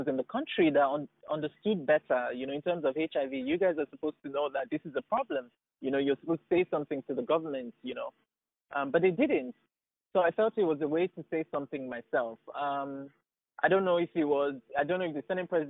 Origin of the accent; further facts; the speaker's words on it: Nigeria; growing up in Nigeria at the time I was growing up as a kid